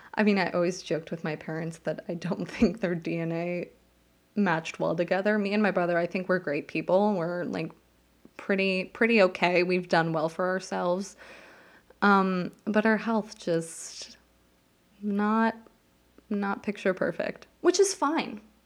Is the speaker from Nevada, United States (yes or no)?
yes; Las Vegas, Nevada, United States; moved away as an adult; now in New Jersey, United States; I grew up in Las Vegas.